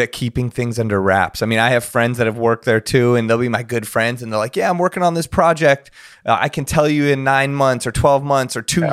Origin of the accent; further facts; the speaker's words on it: Los Angeles, California, United States; I grew up here